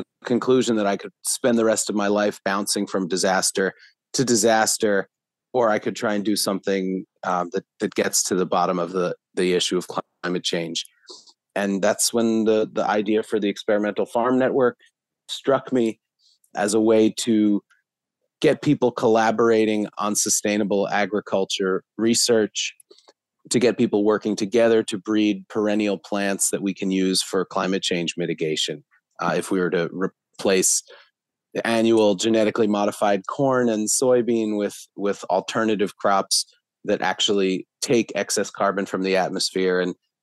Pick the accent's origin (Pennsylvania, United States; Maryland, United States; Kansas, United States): Pennsylvania, United States; Philadelphia; I was born in Philadelphia and am still based in this area